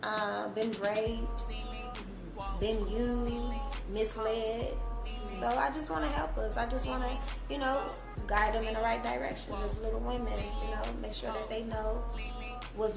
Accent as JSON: {"language": "English", "town": "Cincinnati", "region": "Ohio", "country": "United States", "tie": "born or raised there", "moved": "as an adult", "lives_now": "Atlanta, United States", "said": "I'm from Cincinnati, Ohio, born and raised, been there damn near my whole life."}